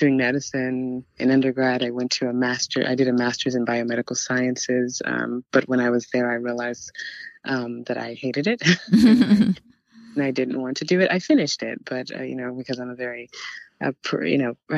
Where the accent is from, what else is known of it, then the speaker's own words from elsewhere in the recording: Houston, Texas, United States; I always consider myself a Nigerian American. I was raised in Houston, Texas, so that's home for me as well